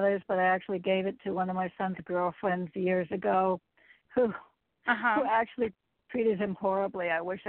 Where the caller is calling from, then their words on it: Connecticut, United States; in Connecticut.